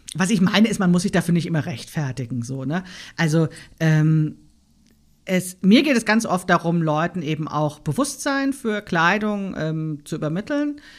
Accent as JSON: {"language": "German", "town": "Frankfurt", "region": "Hesse", "country": "Germany", "tie": "born or raised there", "moved": "yes", "lives_now": "Berlin, Germany", "said": "ich bin in Frankfurt aufgewachsen, ne? in dieser Bankerstadt"}